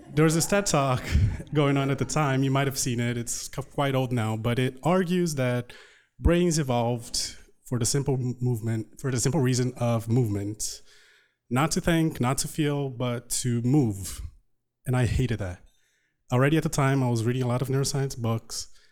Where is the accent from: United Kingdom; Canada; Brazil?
Brazil; English is a second language; moved away as an adult; now in United States; my growing up in Brazil.